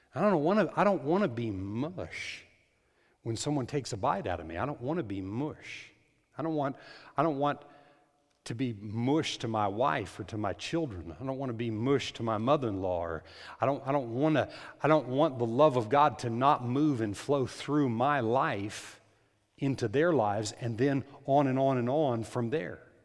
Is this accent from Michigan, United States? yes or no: no; New Mexico, United States; moved away; In New Mexico, in the Rio Grande Valley there